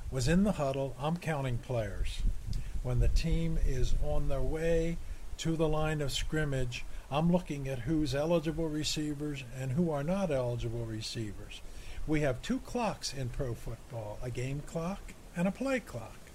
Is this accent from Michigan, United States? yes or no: yes; Michigan, United States; coldest I've been, and I'm from Michigan